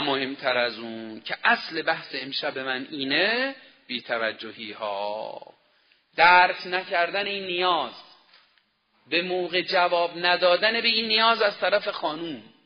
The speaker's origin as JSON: {"language": "Persian", "country": "Iran", "said": "ما ایرانی هستیم"}